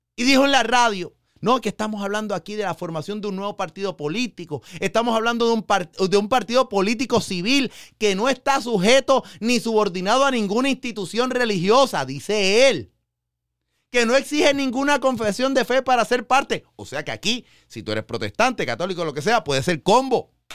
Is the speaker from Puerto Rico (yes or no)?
yes; Puerto Rico; yo iba a ser el primer papa eh, católico puertorriqueño